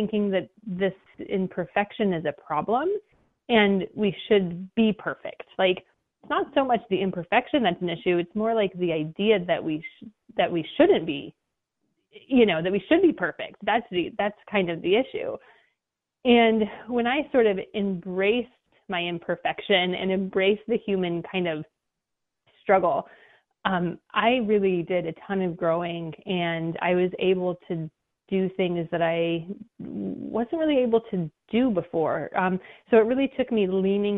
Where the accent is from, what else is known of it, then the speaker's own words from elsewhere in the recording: New Mexico, United States; now in Maui, United States; I grew up in New Mexico, and I grew up in a really small little town